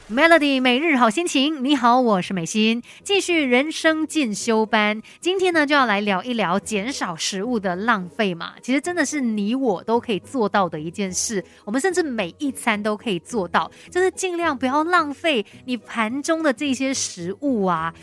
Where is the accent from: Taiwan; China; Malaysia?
Malaysia; 我们马来西亚人